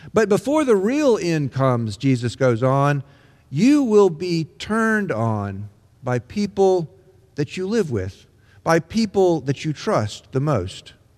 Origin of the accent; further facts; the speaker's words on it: Mississippi, United States; When I was growing up in Mississippi in the nineteen sixties